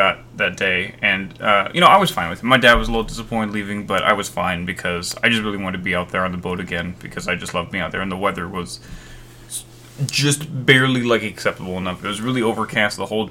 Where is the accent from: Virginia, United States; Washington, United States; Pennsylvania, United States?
Washington, United States; Seattle; moved away as an adult; now in Portland, United States; Seattle is very much where I kind of lived and grew up and around